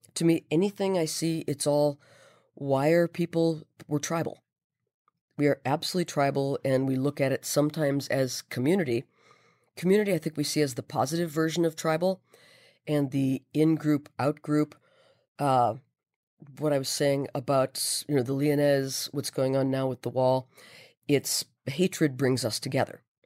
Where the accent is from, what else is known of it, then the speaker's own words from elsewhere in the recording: Minnesota, United States; I am Minnesota born and bred.